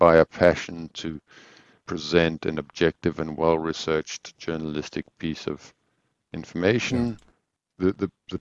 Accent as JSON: {"language": "English", "country": "South Africa", "tie": "born or raised there", "also_born_or_lived": "Mauritius / Swaziland", "moved": "yes", "said": "I grew up in South Africa. Or a lot of my youth. I was always in Mauritius and Swaziland."}